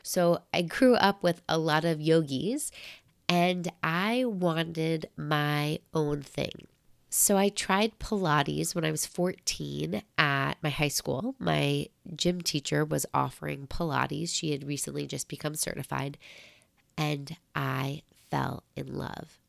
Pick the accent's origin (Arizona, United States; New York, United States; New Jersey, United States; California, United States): New York, United States; also born or lived in Michigan; being a New Yorker, you're used to walking a lot